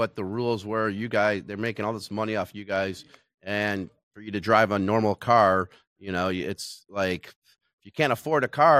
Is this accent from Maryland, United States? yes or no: no; Michigan, United States; I mean, I'm from Michigan